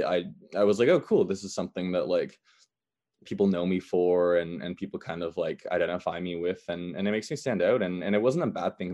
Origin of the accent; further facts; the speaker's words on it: Canada; me belonging to Canada and me being Canadian